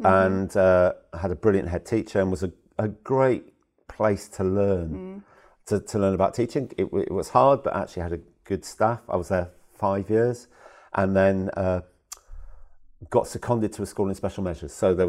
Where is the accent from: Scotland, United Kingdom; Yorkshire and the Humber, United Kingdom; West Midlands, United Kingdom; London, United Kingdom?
West Midlands, United Kingdom; Worcester; I'm a southern boy. I'm from Worcester originally.